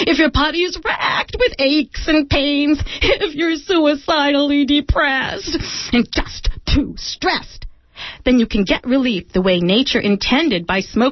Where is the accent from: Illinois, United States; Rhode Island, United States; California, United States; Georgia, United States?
California, United States; Mendocino; I'm from Mendocino